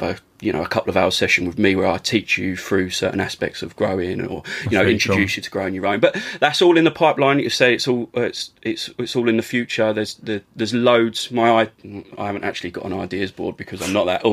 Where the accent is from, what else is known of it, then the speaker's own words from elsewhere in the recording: Essex, East of England, United Kingdom; as a young lad growing up in Essex